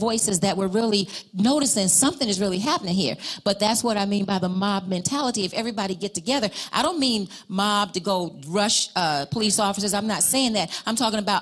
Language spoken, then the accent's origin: English; New York City, New York, United States; when I was growing up in Harlem